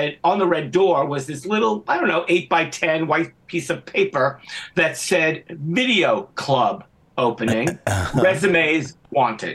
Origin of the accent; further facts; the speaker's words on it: New York City, New York, United States; also born or lived in Manhattan, New York City; I grew up in Brooklyn around Bay Ridge, Borough Park area.